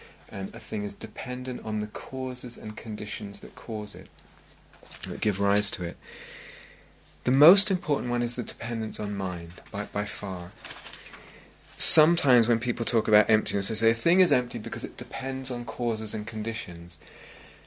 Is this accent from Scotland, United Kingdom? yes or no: no; London, United Kingdom; I grew up in London, and there was a sense of North London and South London